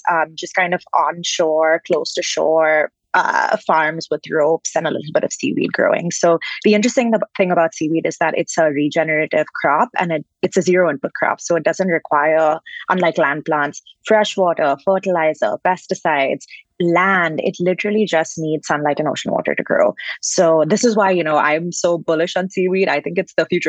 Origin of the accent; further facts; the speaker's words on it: Bangalore, Karnataka, India; moved away as an adult; now in United States; So I'm originally from India. I grew up in Bangalore, and I moved to the States well over a decade ago to do my undergraduate degree.